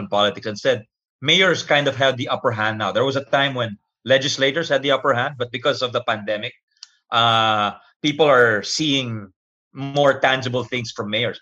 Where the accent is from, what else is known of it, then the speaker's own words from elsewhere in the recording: Philippines; I'm from the Philippines